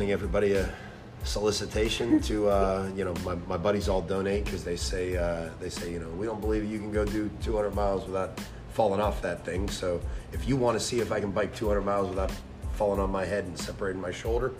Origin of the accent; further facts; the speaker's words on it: Pittsburgh, Pennsylvania, United States; moved away; I grew up on the north side of Pittsburgh, right near Three Rivers Stadium